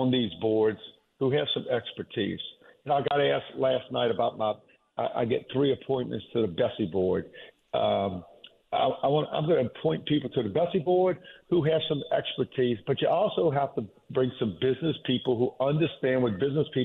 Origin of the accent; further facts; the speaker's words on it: Jefferson Parish, Louisiana, United States; I was born and raised in Jefferson Parish and been here my entire life other than my military time.